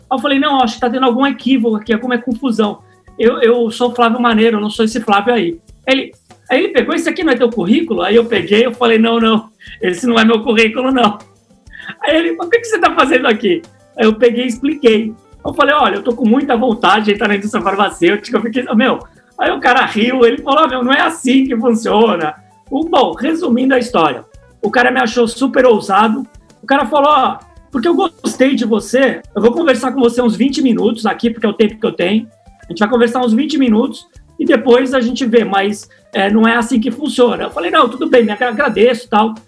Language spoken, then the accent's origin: Portuguese; Santos, São Paulo, Brazil; moved away as an adult; now in São Paulo, Brazil; a minha história começou em Santos. Eu sou de Santos